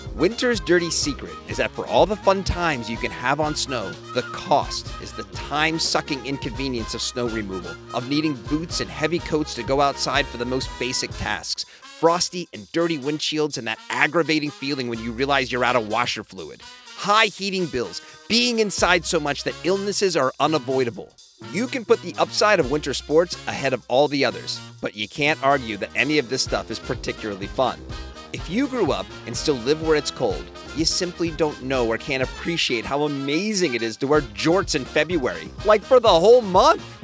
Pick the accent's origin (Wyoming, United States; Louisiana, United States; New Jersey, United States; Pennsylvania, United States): Pennsylvania, United States; Lancaster; now in San Diego, United States; I grew up in Lancaster, Pennsylvania